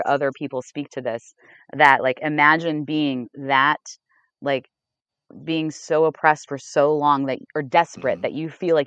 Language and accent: English; Ohio, United States; now in Richmond, United States; I'm from Ohio